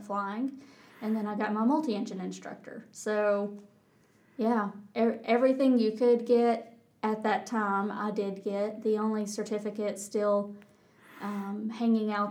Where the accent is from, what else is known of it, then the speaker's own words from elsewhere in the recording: North Georgia, United States; accent: Texas; moved away as an adult; also born or lived in Auburn, Alabama; I grew up in North Georgia